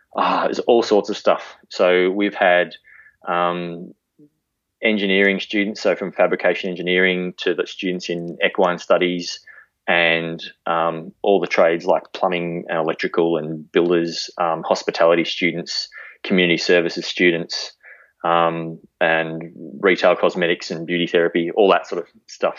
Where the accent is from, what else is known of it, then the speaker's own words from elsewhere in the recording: Melbourne, Victoria, Australia; moved away as an adult; now in Warrnambool, Australia; I grew up sort of in that green wedge of Melbourne out near Hurst Bridge.